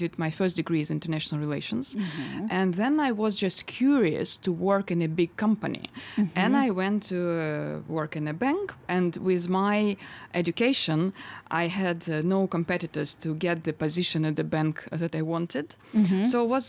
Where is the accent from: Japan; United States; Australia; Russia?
Russia; Novosibirsk, Novosibirsk Oblast; English is a second language; moved away as an adult; now in London, United Kingdom; my hometown in Novosibirsk, where I'm originally from.